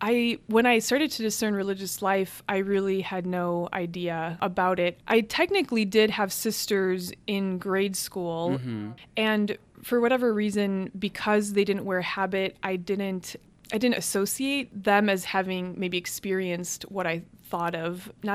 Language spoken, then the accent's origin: English; Cleveland, Ohio, United States; So my family is 100% Hungarian. So all four of my grandparents emigrated from Hungary. Cleveland actually had the largest population of Hungarians outside of Budapest